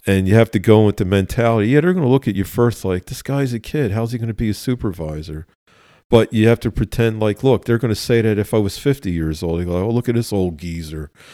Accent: Philadelphia, Pennsylvania, United States; Born and raised in West Philadelphia. Both sides of my family are from West Philly

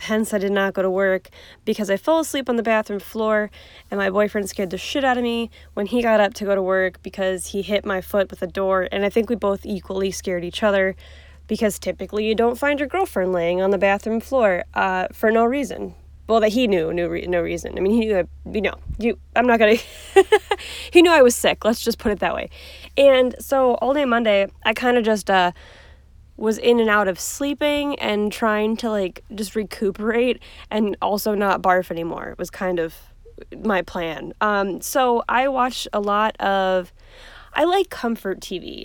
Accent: Cleveland, Ohio, United States; I'm from Cleveland. Um, I wasn't born here, but I was born very close to here

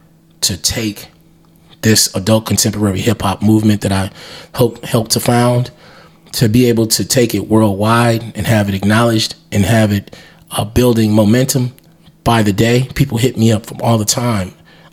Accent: Milwaukee, Wisconsin, United States; I'm from Milwaukee, but I'm not of Milwaukee

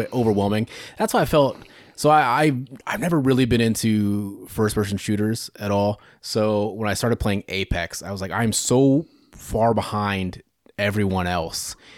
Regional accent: Greenfield, Iowa, United States; Nottaway Valley, Greenfield

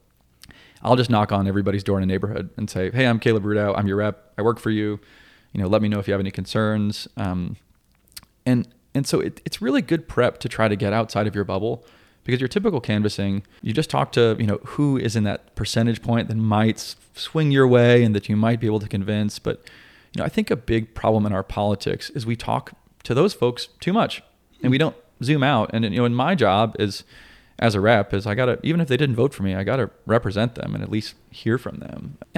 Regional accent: Asheville, North Carolina, United States; But, you know, I grew up out in Asheville. I grew up actually outside Asheville in the country.

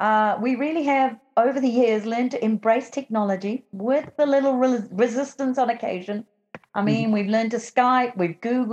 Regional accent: London, United Kingdom; I'm from London.

